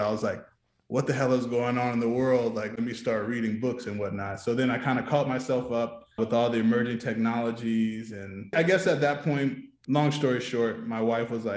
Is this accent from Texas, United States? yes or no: yes; Houston, Texas, United States; I was from Houston